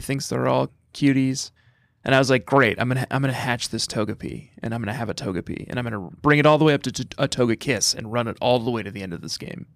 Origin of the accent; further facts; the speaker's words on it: Fort Collins, Colorado, United States; moved away; growing up in Fort Collins, Colorado